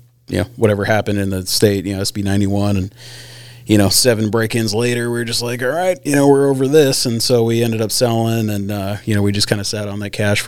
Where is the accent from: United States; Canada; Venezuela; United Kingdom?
United States; Glennallen, Alaska; growing up in Glen Allen